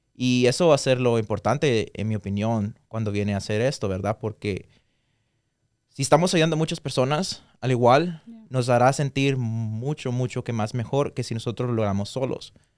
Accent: Guatemala; moved away; nosotros nacimos allá, yo y Cindy también crecimos allá por una parte de nuestra vida

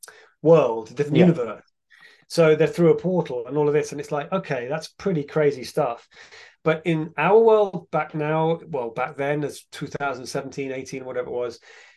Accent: England, United Kingdom; I'm from England, it never gets hot.

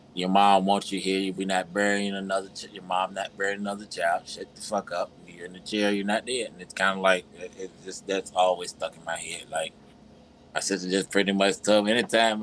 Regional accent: Virginia, United States; now in Georgia, United States; I'm from Virginia, even though I stay in Georgia.

